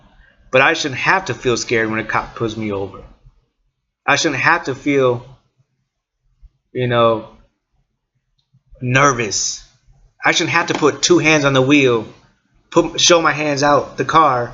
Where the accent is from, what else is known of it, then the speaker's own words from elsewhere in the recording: East Chicago, Indiana, United States; also born or lived in Portage, Indiana; I'm from Northwest Indiana. From East Chicago. Lived in Portage